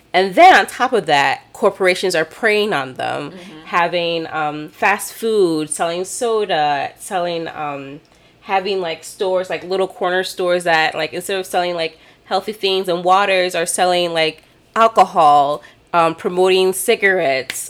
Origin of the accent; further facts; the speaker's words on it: Michigan, United States; Michigan's my home state.